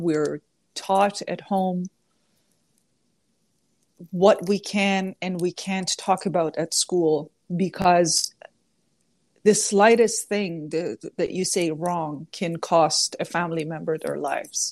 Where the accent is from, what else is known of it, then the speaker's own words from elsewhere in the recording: southwestern Iran, Iran; now in Toronto, Canada; I was born in a war zone, essentially, in southwestern Iran, bordering Iraq.